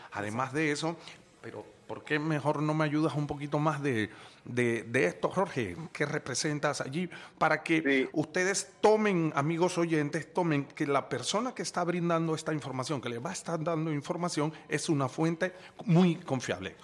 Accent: Panama; como panameño tenemos la obligación

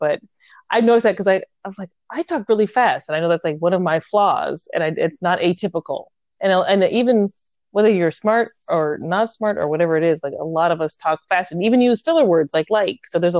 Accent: United States; I'm an American who talks really fast.

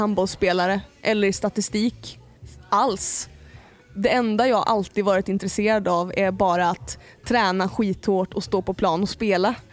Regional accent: Ljusne, Gävleborg County, Sweden; moved away; also born or lived in Hofors / Gästrikland; Ljusne i Hälsingland. Men jag är också upp, alltså uppväxt delvis i Gästrikland, liksom Gävle, Hofors också

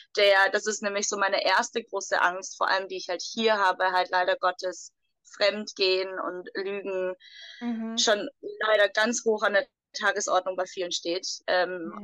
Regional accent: Germany; moved away; Ich komme aus Deutschland

